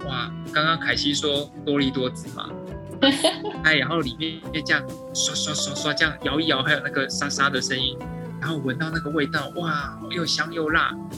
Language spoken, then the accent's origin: Chinese; Taiwan; 我们台湾人的情绪教育不是这么的普及